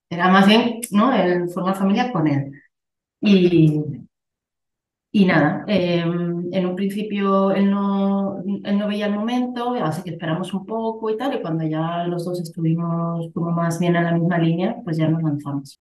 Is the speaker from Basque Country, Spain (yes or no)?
yes; Bilbao, Basque Country, Spain; also born or lived in Andalusia; now in Barcelona, Spain; vivo ahora mismo en una ciudad de Barcelona, pero soy de Bilbao y he estado en Andalucía. La verdad, me he movido por, por varias partes